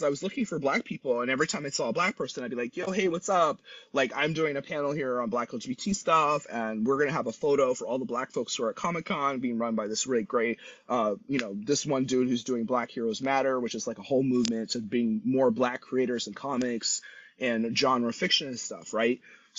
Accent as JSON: {"language": "English", "town": "San Luis Obispo", "region": "California", "country": "United States", "said": "I'm from San Luis Obispo, right?"}